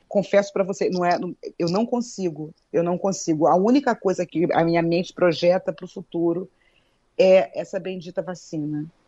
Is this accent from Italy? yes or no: no; Brazil; Eu sou brasileira, eu falo português